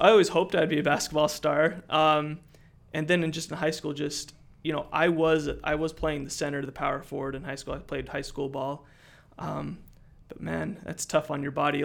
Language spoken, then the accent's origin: English; Utah, United States; moved away as an adult; I'm originally from Utah, I moved down here for the food industry